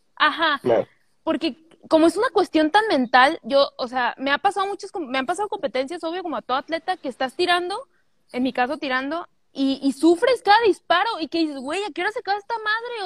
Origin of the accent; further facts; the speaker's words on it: Guadalajara, Jalisco, Mexico; soy de Guadalajara